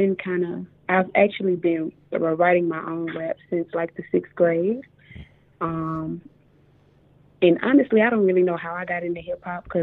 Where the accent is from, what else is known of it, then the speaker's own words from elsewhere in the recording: Mississippi, United States; I'm a rapper from Mississippi